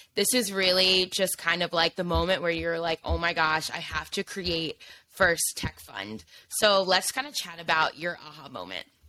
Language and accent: English; Indiana, United States; now in New York City, United States; I grew up in Indiana